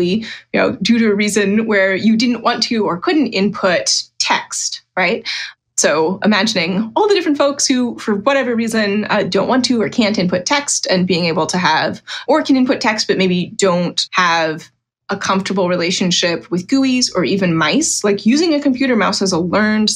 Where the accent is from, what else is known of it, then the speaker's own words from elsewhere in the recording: Virginia, United States; I'm from Virginia